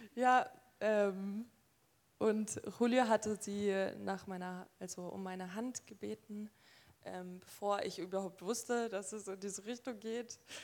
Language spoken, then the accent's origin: German; Nuremberg, Bavaria, Germany; Ich bin in Nürnberg ähm, geboren und aufgewachsen